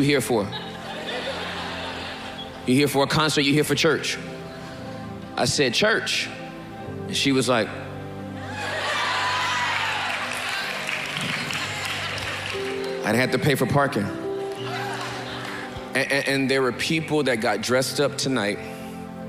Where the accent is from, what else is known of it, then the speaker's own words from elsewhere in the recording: California, United States; I'm from Cali